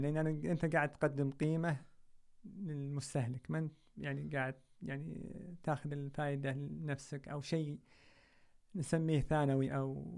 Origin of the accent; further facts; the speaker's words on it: Saudi Arabia; احنا كسعوديين